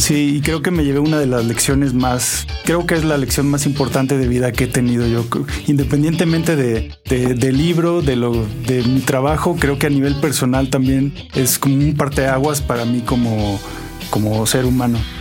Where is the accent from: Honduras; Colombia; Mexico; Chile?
Mexico; Zacatecas; now in Oaxaca, Mexico; Yo soy de Zacatecas, que es un una ciudad muy pequeña. El resto de mi vida la he vivido en Oaxaca.